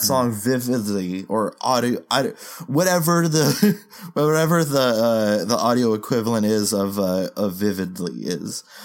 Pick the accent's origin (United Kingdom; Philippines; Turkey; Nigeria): Philippines; as a Filipino